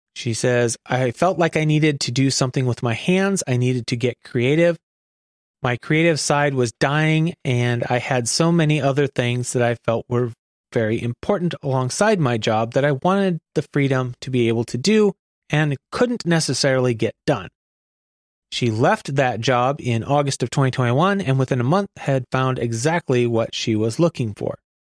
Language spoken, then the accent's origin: English; Oregon, United States; my home state of Oregon